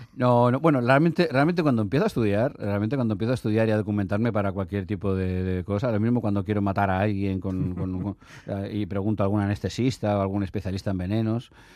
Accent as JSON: {"language": "Spanish", "region": "Basque Country", "country": "Spain", "moved": "yes", "said": "mis padres son, son de un pueblecito de Zamora, de Villalpando, y yo me siento, obviamente, me siento, me siento, me siento vasco, pero también a la vez, digamos, todo el conflicto que hubo entonces me obligó a marcharme"}